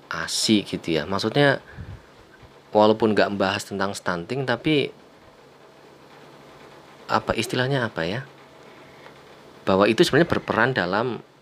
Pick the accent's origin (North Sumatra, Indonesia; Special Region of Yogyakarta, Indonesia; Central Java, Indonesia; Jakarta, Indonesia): Central Java, Indonesia; Kebumen; kayak karena kita berasal dari desa mungkin ya di desaku tuh di surau Turunan Kebumen sana biasa aja kayaknya ngelihat anak pendek